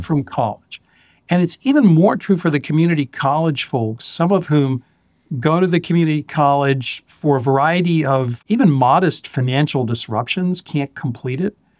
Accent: Florida, United States; I grew up in Florida

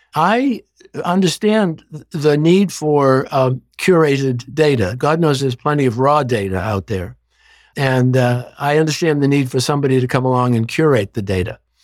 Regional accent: Boston, Massachusetts, United States; growing up in Boston

